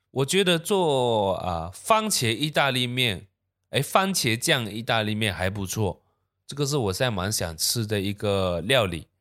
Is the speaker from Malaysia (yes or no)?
yes; Malaysia